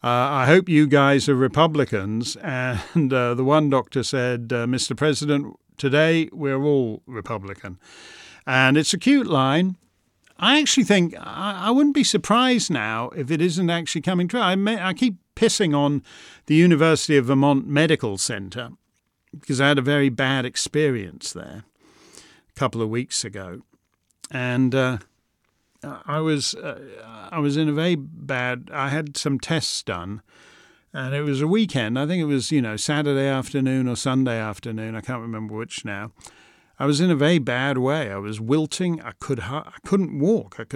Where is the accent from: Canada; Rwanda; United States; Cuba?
Canada; I'm Canadian